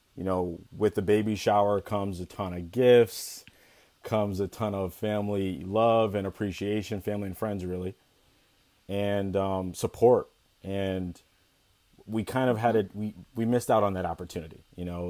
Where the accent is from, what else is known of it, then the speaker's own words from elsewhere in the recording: Ithaca, New York, United States; I was born and raised in Ithaca, New York.